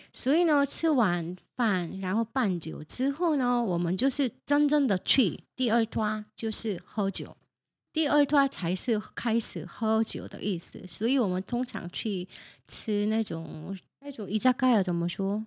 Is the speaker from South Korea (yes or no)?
yes; South Korea; moved away; 我是从韩国来的